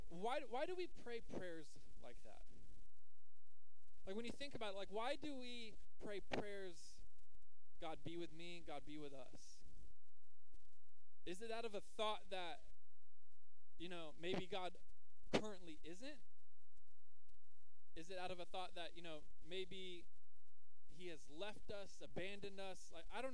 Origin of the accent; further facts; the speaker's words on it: Jacksonville, Florida, United States; I'm from Jacksonville